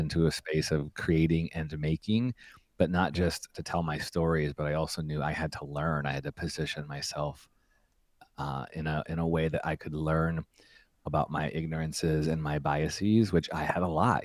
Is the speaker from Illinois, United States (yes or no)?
yes; Chicago, Illinois, United States; also born or lived in Evanston, Illinois; now in Redwood City, United States; my hometown of Chicago